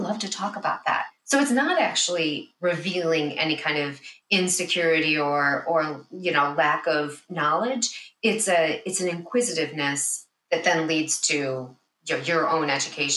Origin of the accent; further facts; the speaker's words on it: Chicago, Illinois, United States; I'm born and raised in the Chicago area